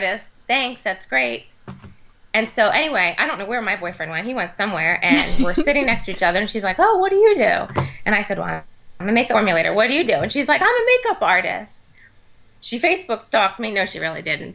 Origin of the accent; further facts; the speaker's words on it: Maryland, United States; moved away as an adult; also born or lived in Texas; I moved back to Maryland, which is my home state, in 2010